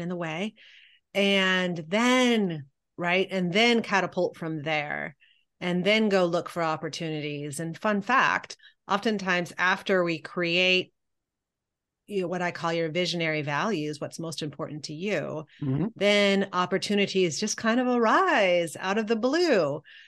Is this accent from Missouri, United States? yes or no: yes; Columbia, Missouri, United States; I grew up in Columbia, Missouri